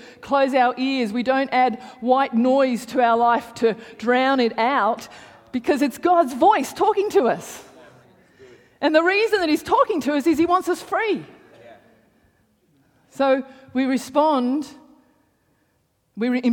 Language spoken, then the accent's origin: English; Canberra, Australian Capital Territory, Australia; I grew up in, I grew up in Hawker